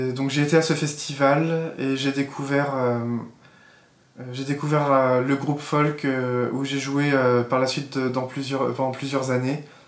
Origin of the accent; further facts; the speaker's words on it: Alsace, Alsatian Vosges, Grand Est, France; also born or lived in Troyes; j'ai grandi en Alsace, dans un village de montagne, dans un village de quelques centaines d'habitants, dans les Vosges alsaciennes.